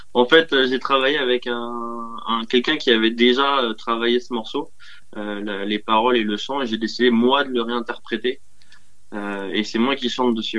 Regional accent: Dinard, Brittany, France; also born or lived in Dinan; je suis né à Dinard. Euh, je suis dinardais de cœur. Euh, mais j'ai été adopté très vite par Dinan

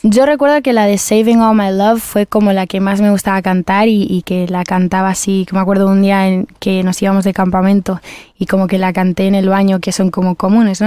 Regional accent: Spain; los artistas que venimos de España

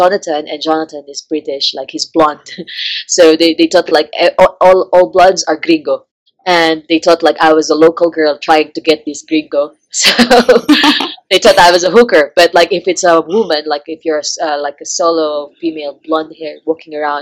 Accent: Philippines; English is a second language; moved away as an adult; also born or lived in Peru; I'm from the Philippines.

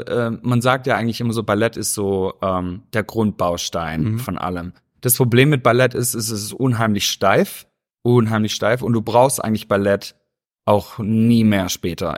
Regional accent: Stuttgart, Baden-Württemberg, Germany; moved away as an adult; now in Los Angeles, United States; Ich bin äh, aufgewachsen, also geboren in Stuttgart, mhm. bin auch aufgewachsen und ähm, ja, bin, bin Schwabe durch und durch.

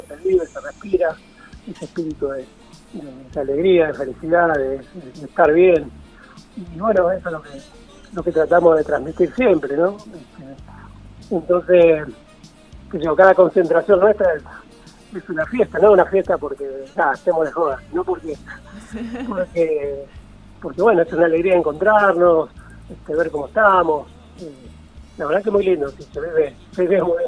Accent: San Pedro, Buenos Aires Province, Argentina; also born or lived in San Isidro, Buenos Aires Province; soy de San Pedro, provincia de Buenos Aires, y a mis 10 años no había escuela para personas con discapacidad visual en esta, en esta ciudad

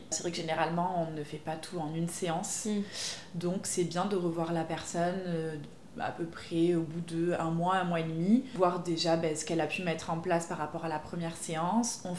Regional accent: Pau, Nouvelle-Aquitaine, France; donc à Pau, puisque je suis originaire de Pau.

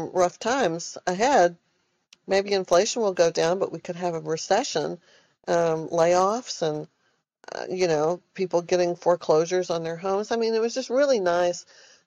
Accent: Austin, Texas, United States; moved away as an adult; now in Silicon Valley, United States; I'm from Austin, Texas, I'm not your stereotypical Texan

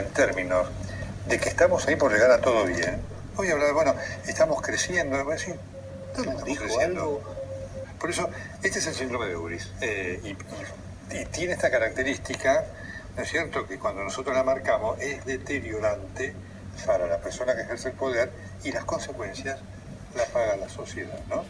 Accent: Argentina; Soy solamente un argentino encerrado en el living de su casa

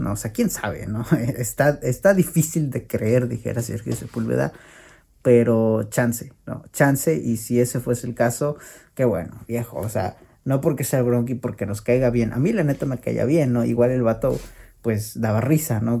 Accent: Mexico

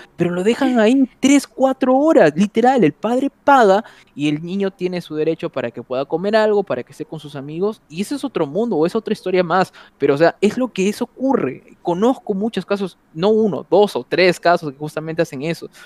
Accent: Trujillo, La Libertad, Peru; moved away; soy de Trujillo

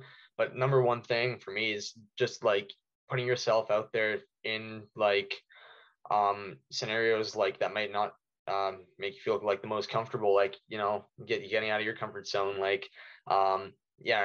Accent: Ontario, Canada; I'm from McCall, Ontario.

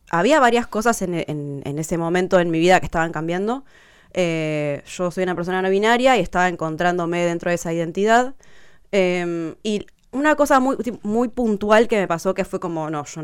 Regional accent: Río Gallegos, Santa Cruz, Argentina; moved away as an adult; Yo pasé mi adolescencia en Río Gallegos, de los 12 a los 18 años.

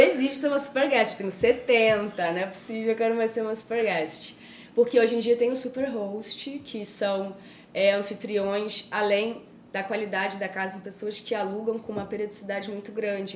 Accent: Rio de Janeiro, Brazil; now in São Paulo, Brazil; Eu sou carioca.

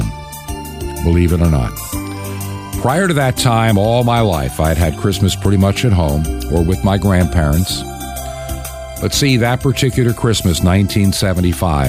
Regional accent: Long Island, New York, United States; growing up on Long Island in New York, I was not used to, shall we say, Southern gospel-style quartet music

